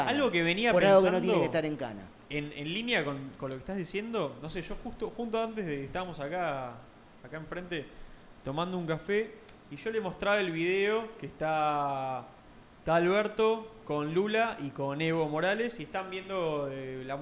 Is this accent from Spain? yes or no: no; Argentina; a mí no es lo que me gusta ver en un presidente de mi país.